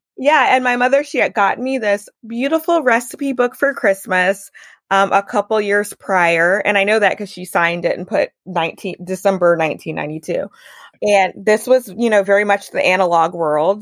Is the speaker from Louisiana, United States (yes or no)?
yes; Baton Rouge, Louisiana, United States; I was born and raised in Baton Rouge